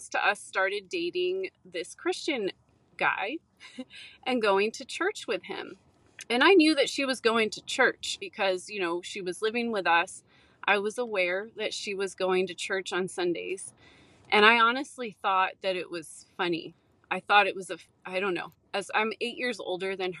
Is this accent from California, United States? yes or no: yes; San Francisco Bay Area, California, United States; I grew up in the California, San Francisco Bay Area